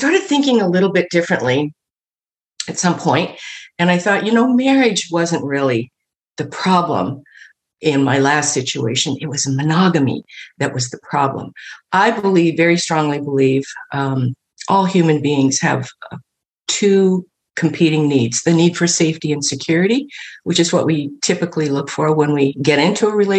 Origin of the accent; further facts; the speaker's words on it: Midwest, United States; moved away as an adult; also born or lived in Los Angeles; I grew up in the Midwest, very conservative family